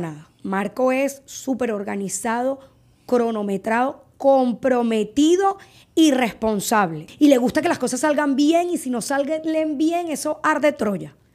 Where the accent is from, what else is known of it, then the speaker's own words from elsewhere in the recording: Margarita Island, Nueva Esparta, Venezuela; moved away as an adult; la casa de mis papás mi casa de Margarita de toda la vida, nosotros vivíamos ahí.